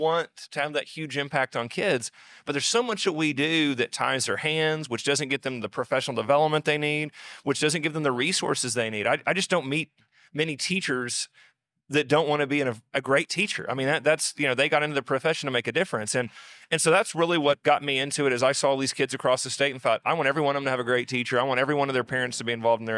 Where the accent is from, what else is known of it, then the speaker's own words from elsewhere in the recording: southeast Oklahoma, United States; I went back to my hometown, a rural town in southeast Oklahoma